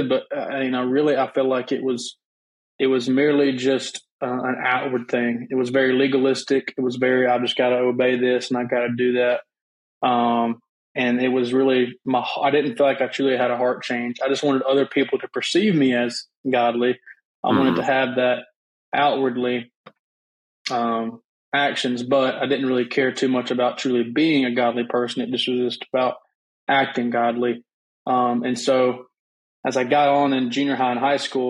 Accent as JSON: {"language": "English", "town": "Auburn", "region": "Alabama", "country": "United States", "tie": "born or raised there", "moved": "as an adult", "lives_now": "West Monroe, United States", "said": "I'm originally born and raised in Auburn, Alabama, which is where my family was from as well."}